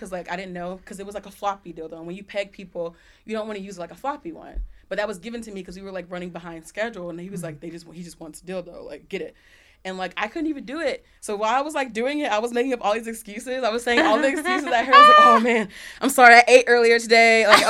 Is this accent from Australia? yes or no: yes; Australia; And like, I'm from Australia.